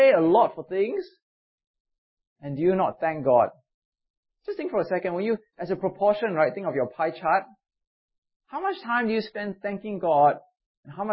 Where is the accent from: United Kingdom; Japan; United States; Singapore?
Singapore; as a Singaporean